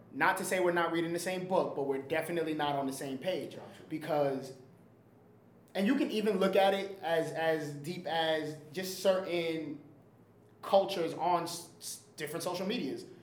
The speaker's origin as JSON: {"language": "English", "town": "New York City", "region": "New York", "country": "United States", "tie": "born or raised there", "said": "I grew up in the Bronx in the projects in the Bronx"}